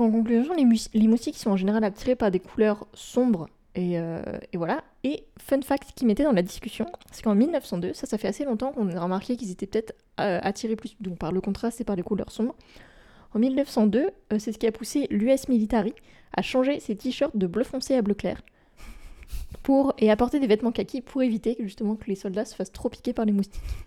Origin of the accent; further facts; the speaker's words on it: France; chez nous, en France métropolitaine